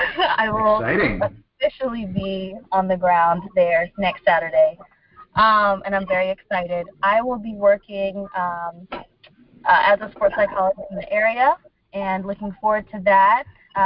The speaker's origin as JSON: {"language": "English", "town": "Newport News", "region": "Virginia", "country": "United States", "tie": "born or raised there", "also_born_or_lived": "Panama City, Panama", "said": "I am originally from Panama City, Panama. My Spanish is not amazing, but it'll get me by. but I grew up in Newport News, Virginia as an Army brat."}